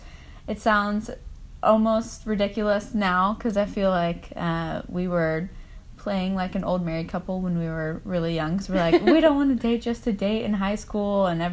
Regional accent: Nashville, Tennessee, United States; now in Chattanooga, United States; I am originally from Nashville. I'm apparently one of those rare Nashville natives. And now living in Chattanooga. I'm 23.

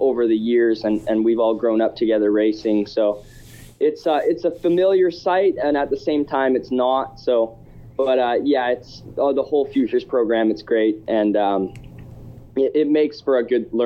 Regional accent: Canada; me being a Canadian pro already

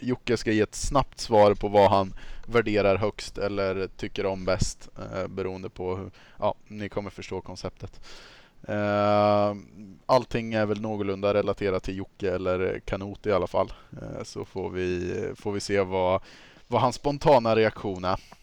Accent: Östergötland, Sweden; accent: östgötska

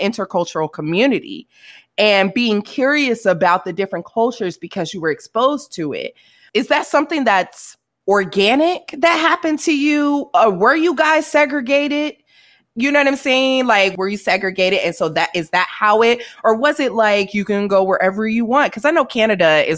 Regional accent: St. Louis, Missouri, United States; now in California, United States; I'm actually from St. Louis, Missouri. And so when I grew up, there was not that diversity

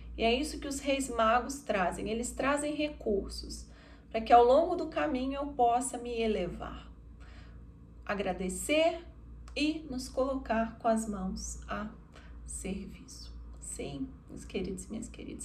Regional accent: Minas Gerais, Brazil; eu, como mineira

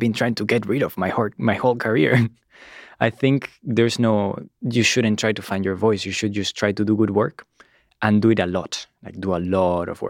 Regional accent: Granada, Andalusia, Spain; moved away as an adult; also born or lived in Berkeley; now in Los Angeles, United States; I grew up in Spain, in Granada

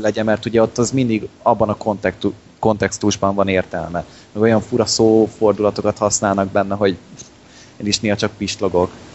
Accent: Hungary; nem oroszok vagyunk, magyarok

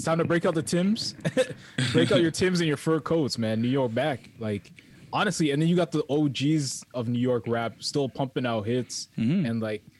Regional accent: Toronto, Ontario, Canada; It's downtown Canada. We are downtown Canada.

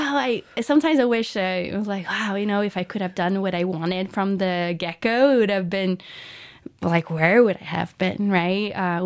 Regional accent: São Paulo, Brazil; English is a second language; Yeah, I grew up in Sao Paulo, Brazil, born and raised there.

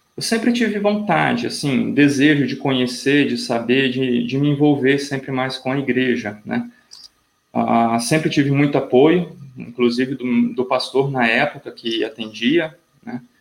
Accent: Colatina, Espírito Santo, Brazil; Eu sou natural aqui do próprio Espírito Santo, da cidade de Colatina, que fica no, no centro do estado

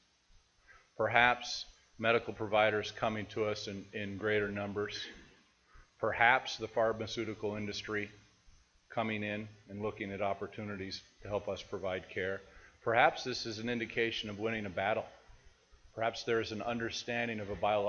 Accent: Seattle, Washington, United States; I'm from Seattle

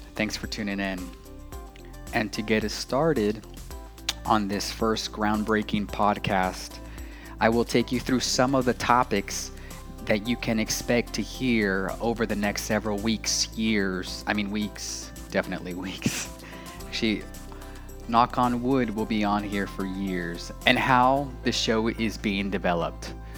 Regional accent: Los Angeles, California, United States; moved away as an adult; also born or lived in Asheville, North Carolina; I was raised in Los Angeles, California

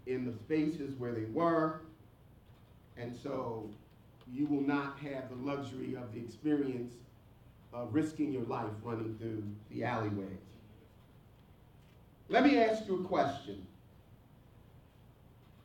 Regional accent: Philadelphia, Pennsylvania, United States; When I grew up in North Philadelphia, there were lots of alleyways.

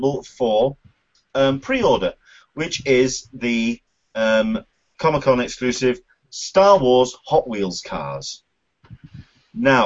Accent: United Kingdom; Being a Brit

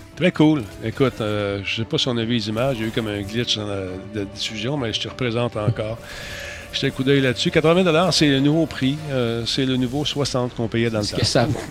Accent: Quebec, Canada

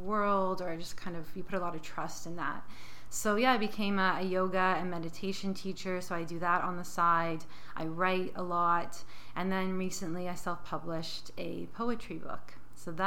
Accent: St. Catharines, Ontario, Canada; I'm from St. Catharines, so about an hour outside of Toronto, close to Niagara Falls. And yeah, I grew up there

